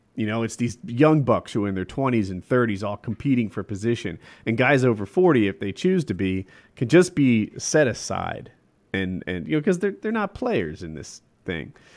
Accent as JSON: {"language": "English", "country": "United States", "said": "as a American"}